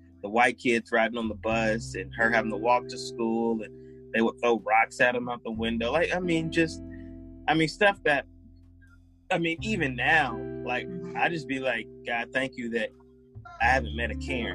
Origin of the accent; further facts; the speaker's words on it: Powder Springs, Georgia, United States; I grew up in Powder Springs, and my parents moved to that city in the late 80s